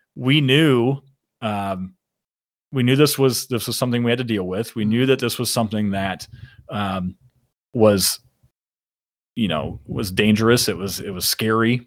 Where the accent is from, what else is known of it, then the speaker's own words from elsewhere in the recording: Shipshewana, Indiana, United States; I'm a I'm a small town country boy from northern Indiana